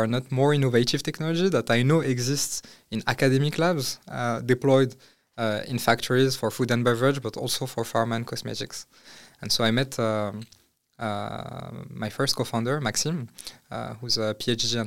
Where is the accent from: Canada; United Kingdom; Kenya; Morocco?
Morocco; moved away as an adult; now in France; I grew up in Morocco. I studied in France